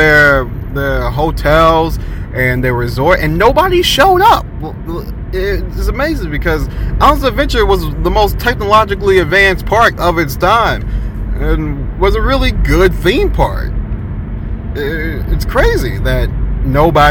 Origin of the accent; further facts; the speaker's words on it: Tampa, Florida, United States; I am born and raised in Tampa, still live there to this day, or Hillsborough County